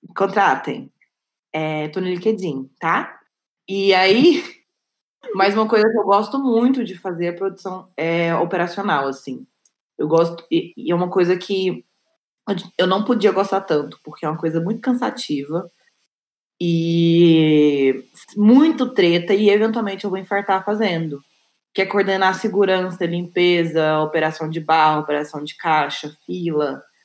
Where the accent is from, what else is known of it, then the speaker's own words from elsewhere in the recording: Goiânia, Goiás, Brazil; eu sou de Goiânia, de Goiás